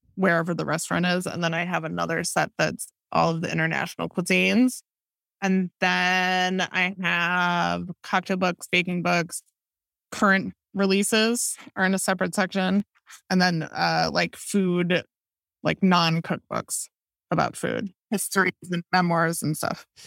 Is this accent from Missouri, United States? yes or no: no; Madison, Wisconsin, United States; I grew up in Madison, Wisconsin